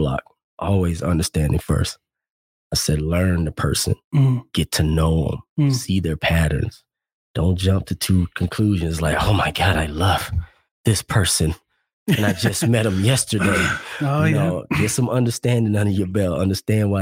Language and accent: English; Arkansas, United States